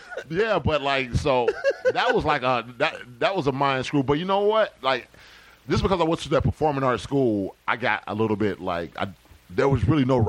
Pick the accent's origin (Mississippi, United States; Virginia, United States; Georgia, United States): Georgia, United States; Decatur; I'm from Decatur, Georgia